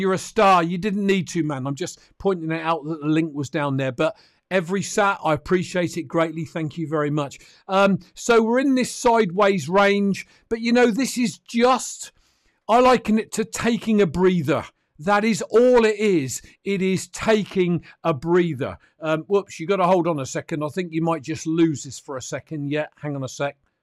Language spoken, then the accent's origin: English; United Kingdom; I'm a Brit